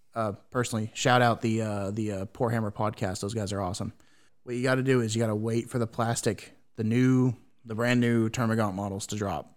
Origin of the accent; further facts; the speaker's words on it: United States; I have failed as, as an American